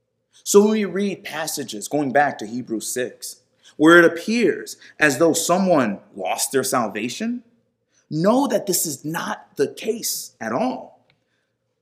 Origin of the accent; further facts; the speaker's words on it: New York, United States; I was born in New York, so we are American.